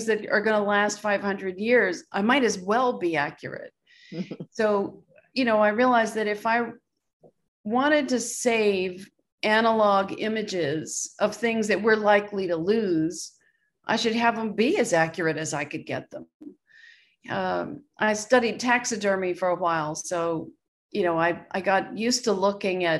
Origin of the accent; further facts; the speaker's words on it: Richmond, Virginia, United States; I grew up in Richmond, Virginia, and had a great naturalist dad